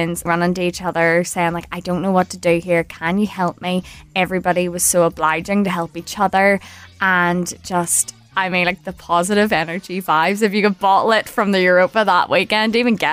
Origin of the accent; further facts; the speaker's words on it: Belfast, Northern Ireland, United Kingdom; I'm 27 years old and I'm a social media executive from Belfast.